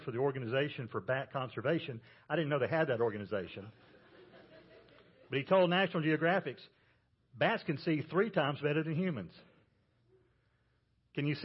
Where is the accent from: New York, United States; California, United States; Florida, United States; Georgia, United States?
Georgia, United States; I'm from Georgia where they grow peanuts